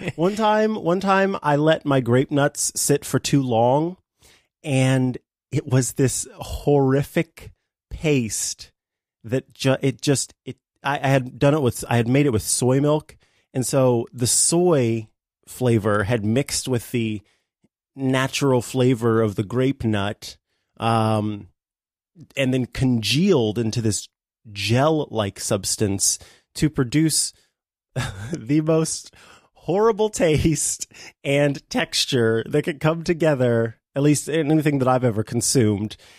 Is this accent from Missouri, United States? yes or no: yes; Missouri, United States; I am from the Show Me State